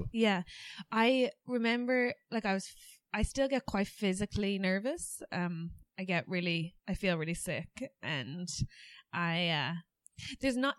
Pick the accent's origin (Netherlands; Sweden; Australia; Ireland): Ireland; accent: Irish; moved away as an adult; now in England